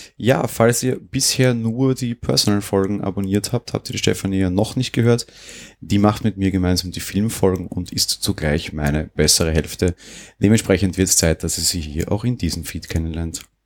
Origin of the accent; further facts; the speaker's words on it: Austria; Bei uns in Österreich